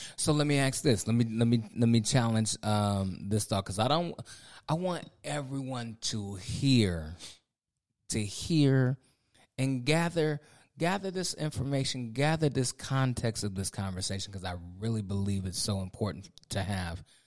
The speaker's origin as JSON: {"language": "English", "region": "Ohio", "country": "United States", "moved": "as an adult", "lives_now": "North Carolina, United States", "said": "I'm from the Midwest. I'm from Ohio"}